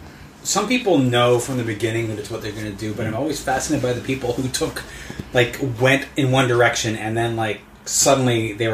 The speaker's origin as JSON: {"language": "English", "country": "Canada", "said": "There's interesting things about being Canadian and watching America."}